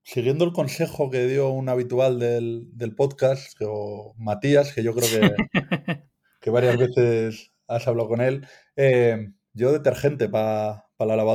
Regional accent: Bilbao, Basque Country, Spain; en Bilbao, de donde soy yo, con este nombre y este apellido

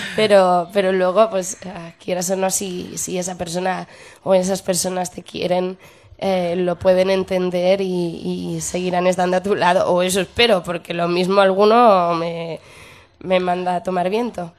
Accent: Barcelona, Catalonia, Spain; moved away as an adult; now in Madrid, Spain; amo Barcelona porque es mi tierra

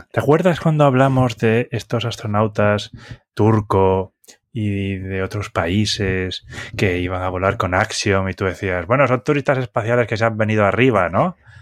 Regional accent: Galicia, Spain; de mi tierra, es una empresa gallega

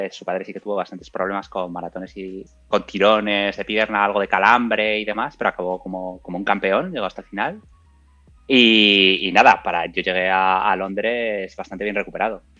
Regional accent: Burgos, Castile and León, Spain; now in Madrid, Spain; tengo 34 años, soy de Burgos

